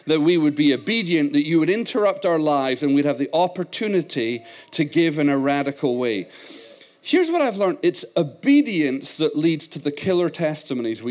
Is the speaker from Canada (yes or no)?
no; Scotland, United Kingdom; accent: Scottish; moved away; I was raised in Scotland